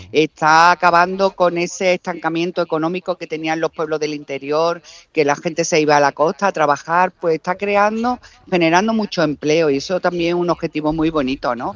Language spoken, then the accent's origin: Spanish; Málaga, Andalusia, Spain; yo tiro mucho para mi tierra